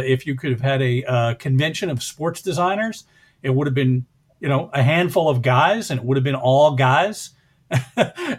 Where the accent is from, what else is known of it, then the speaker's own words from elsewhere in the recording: the New York area, United States; I grew up in the New York area